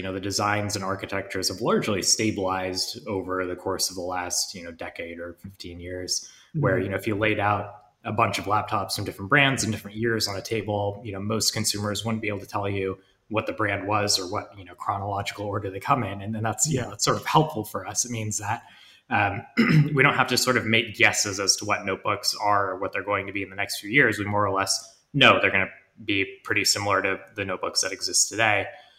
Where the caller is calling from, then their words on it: London, United Kingdom; I'm calling you from London.